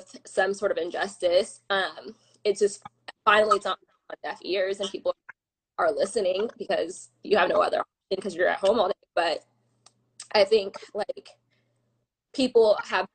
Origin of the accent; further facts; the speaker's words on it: Claremont, California, United States; Claremont is a very sheltered place